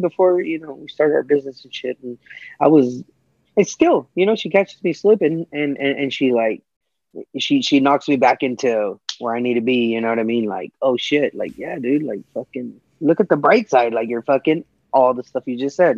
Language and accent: English; California, United States; I'm a Californian